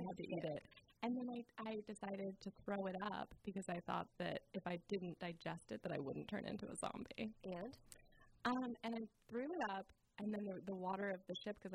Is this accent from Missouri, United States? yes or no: no; Garberville, California, United States; my hometown